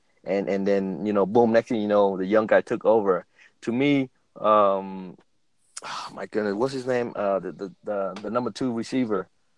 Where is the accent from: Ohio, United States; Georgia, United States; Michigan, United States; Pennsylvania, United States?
Ohio, United States; now in Las Vegas, United States; I'm originally from Ohio, though.